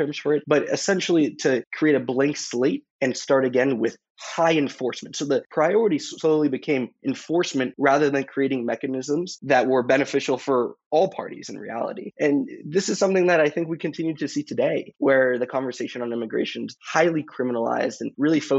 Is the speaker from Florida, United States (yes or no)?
yes; Boca Raton, Florida, United States; I'm from Boca Raton, Florida.